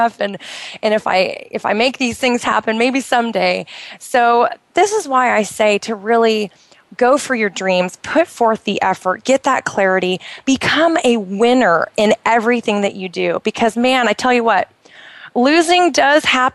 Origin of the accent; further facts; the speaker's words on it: United States; moved away as an adult; now in Bahrain; I grew up in the United States, but I had never been to New York